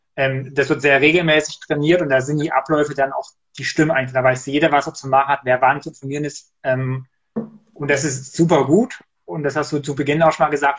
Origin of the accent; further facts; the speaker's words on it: Erzgebirge, Saxony, Germany; moved away; bei uns im Erzgebirge, da gab es tatsächlich, jedenfalls als ich da noch gewohnt habe, bis vor einigen Jahren